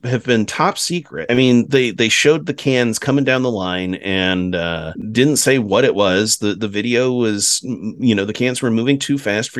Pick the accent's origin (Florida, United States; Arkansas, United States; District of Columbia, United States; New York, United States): New York, United States; Rochester; I was not born here, but I was raised here.